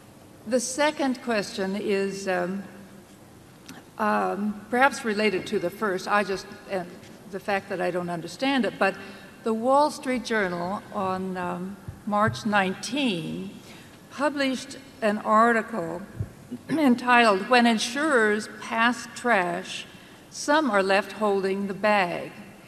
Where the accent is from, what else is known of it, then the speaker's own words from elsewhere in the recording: St. Petersburg, Florida, United States; I'm from St. Petersburg, Florida.